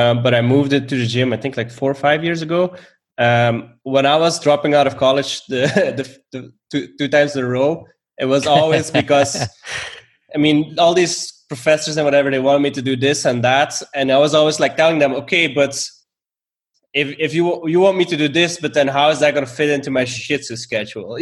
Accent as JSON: {"language": "English", "country": "Belgium", "also_born_or_lived": "Stockholm, Sweden", "moved": "as an adult", "said": "I'm originally from Belgium, and I moved to Stockholm"}